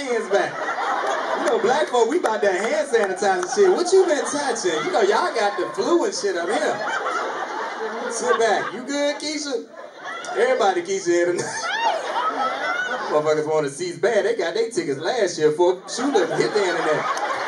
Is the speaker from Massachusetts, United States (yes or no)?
no; North Carolina, United States; moved away; also born or lived in Laurel, Maryland; I'm from North Carolina.